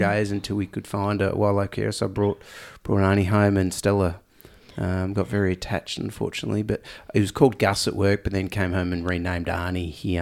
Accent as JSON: {"language": "English", "country": "Australia", "accent": "Aussie", "said": "I'm extra Aussie nasal tone at the moment"}